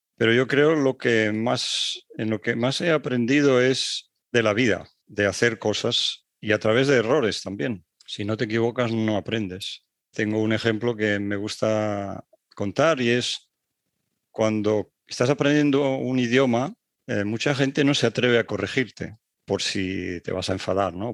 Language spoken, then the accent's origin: Spanish; Barcelona, Catalonia, Spain; moved away as an adult; also born or lived in Paris, France / Strasbourg, France / Netherlands; En la época en la que yo viví y me crié en España no era fácil salir fuera